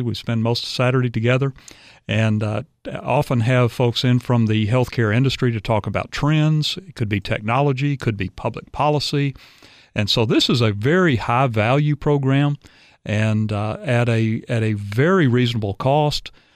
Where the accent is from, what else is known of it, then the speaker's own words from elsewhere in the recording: Arkansas, United States; moved away as an adult; also born or lived in Dallas, Texas; now in Tennessee, United States; I'm from Arkansas originally.